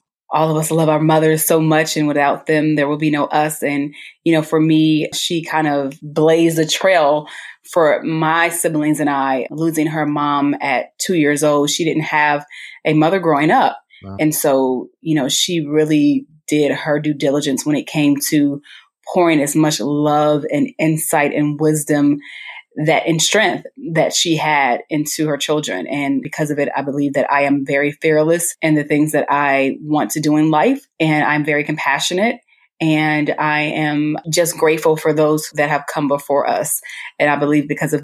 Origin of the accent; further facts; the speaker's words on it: Chicago, Illinois, United States; Born and raised, I am a true Chicagoan by heart. Still have not left the city